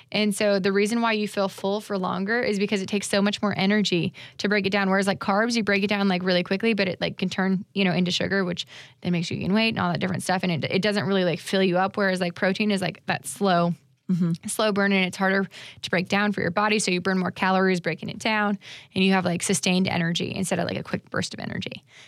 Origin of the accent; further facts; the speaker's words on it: Florida, United States; I'm definitely from Florida.